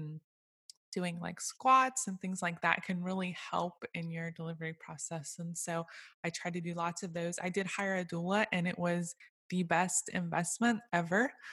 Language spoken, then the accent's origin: English; Okeechobee, Florida, United States; also born or lived in Orlando, Florida; now in Leesburg, United States; I was raised in a small town called Okeechobee, just above the big lake